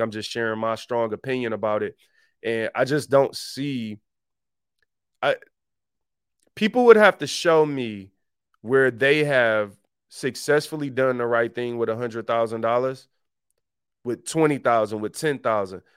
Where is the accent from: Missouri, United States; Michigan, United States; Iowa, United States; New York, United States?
Michigan, United States; Detroit; I grew up in Detroit